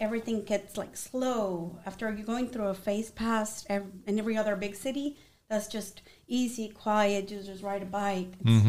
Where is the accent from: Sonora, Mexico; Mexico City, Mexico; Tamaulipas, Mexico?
Tamaulipas, Mexico; Nuevo Laredo; now in San Antonio, United States; Raised in Nuevo Laredo. The border, it's like one whole city.